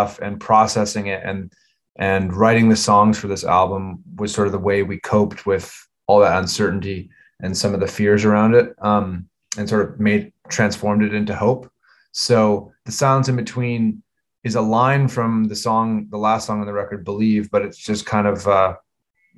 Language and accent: English; Vancouver, British Columbia, Canada; we grew up in Vancouver together